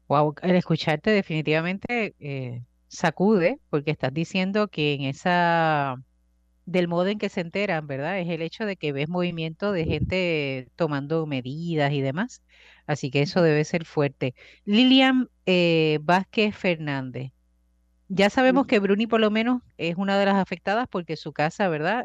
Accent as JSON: {"language": "Spanish", "town": "Bayamón", "country": "Puerto Rico", "said": "Yo soy de Bayamón, conozco las rutas"}